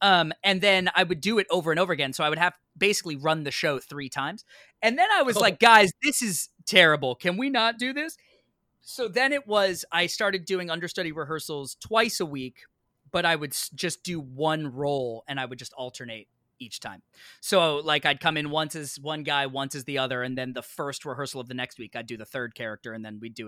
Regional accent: New York, United States; I didn't have a car because I'm from New York and they don't rent you a car at the theater.

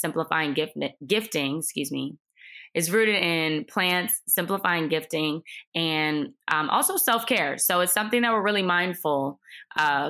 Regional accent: Cleveland, Ohio, United States; I'm originally from Cleveland and I ended up at Ohio State for undergraduate studies

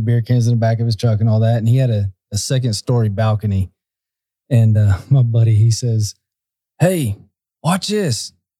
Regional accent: Ocoee, Florida, United States; I grew up in Ocoee, which was a redneck town.

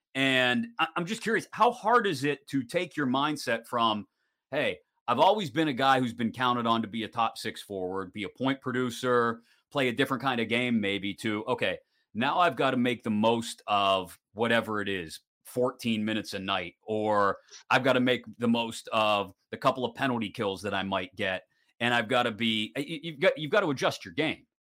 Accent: Western Pennsylvania, United States; as a kid growing up in Western PA

